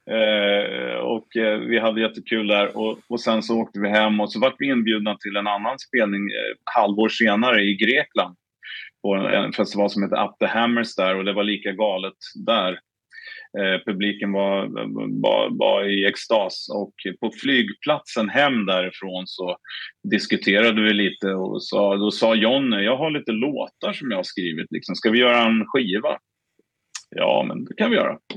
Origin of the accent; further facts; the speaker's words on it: Stockholm, Stockholm County, Sweden; vi sålde den här kassetten på en lokal skivbutik i, i Stockholm där vi är ifrån